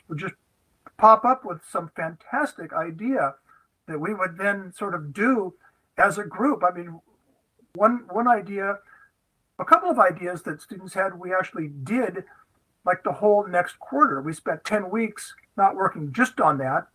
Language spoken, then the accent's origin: English; Los Angeles, California, United States; I was born in Los Angeles, California